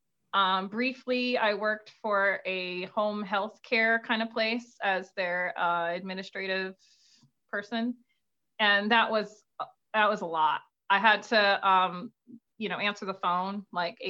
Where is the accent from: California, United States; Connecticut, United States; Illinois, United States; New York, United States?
Connecticut, United States; New Haven; I was born in New Haven. I live in a suburb in New Haven County, but sure, I'm New Haven based